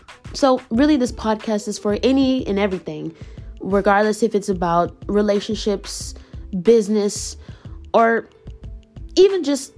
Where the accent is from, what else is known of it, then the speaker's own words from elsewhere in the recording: San Antonio, Texas, United States; also born or lived in Austin, Texas; I will be back at my hometown of San Antonio, Texas